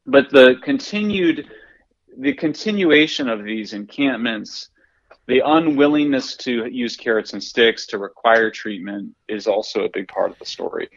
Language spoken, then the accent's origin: English; Greeley, Colorado, United States; I'm from Greeley, Colorado